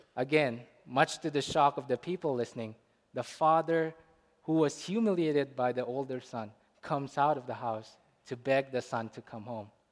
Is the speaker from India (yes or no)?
yes; India; Growing up in India, I grew up around Muslims